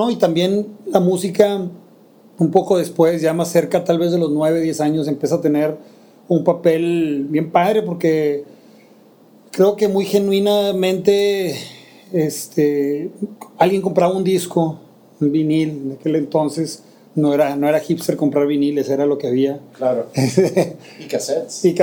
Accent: Mexico City, Mexico; Poca gente sabe que soy chilango porque realmente mi familia es mm, tal vez de lo más neolonés que se pueda hacer, ¿no?

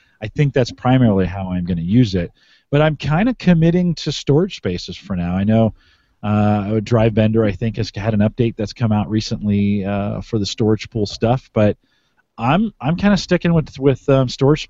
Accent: Canada; So, I am Canadian. I'm Canadian friendly.

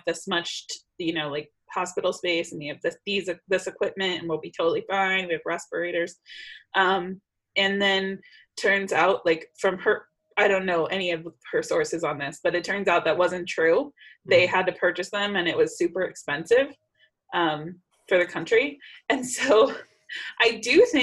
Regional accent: United States; moved away as an adult; now in Czech Republic; move back to the United States

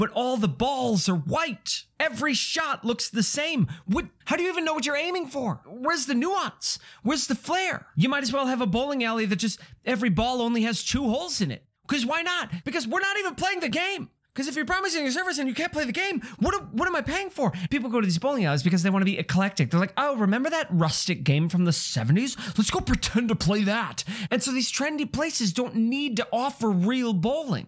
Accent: Midwest, United States; now in New York, United States; I come from the Midwest, a respectable place that respects the sport of bowling.

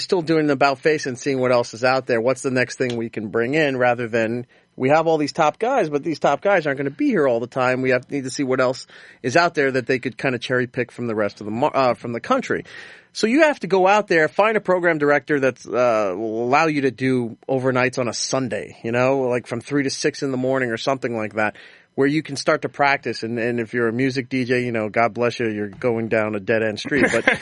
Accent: Long Island, New York, United States; growing up on Long Island

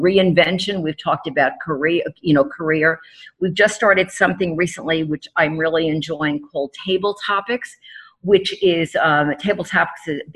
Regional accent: New York City, New York, United States; moved away; New York City, my hometown

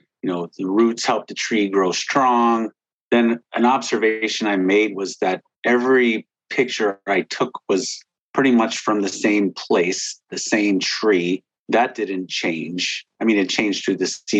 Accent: Whiting, Indiana, United States; moved away as an adult; I wanted to get back to my hometown. This is where my parents were born and raised, and so was

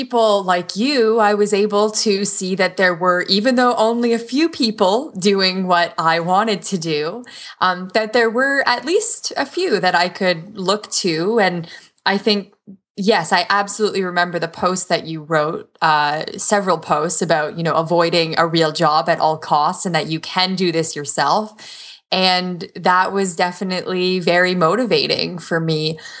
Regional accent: Waterloo, Ontario, Canada; I was born in Toronto. Mostly grew up and went to school in Waterloo region, and we're like the Silicon Valley of Canada.

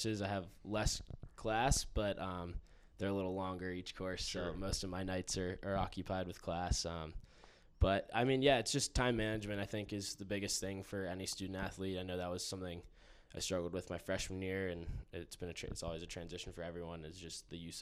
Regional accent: Pittsburgh, Pennsylvania, United States; moved away as an adult; now in Utah, United States; I'm from Pittsburgh, Pennsylvania

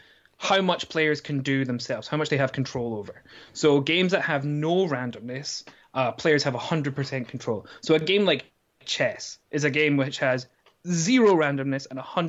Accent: Scotland, United Kingdom; also born or lived in South Korea; now in Durham, United Kingdom; I'm actually Scottish.

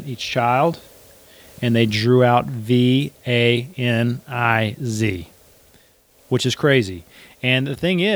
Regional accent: Canton, Mississippi, United States; I grew up in Canton, Mississippi.

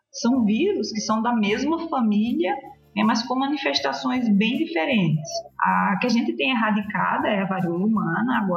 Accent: Paraíba, Brazil; moved away as an adult; now in Brasília, Brazil; eu sou infectologista, é, nascida e criada lá na Paraíba

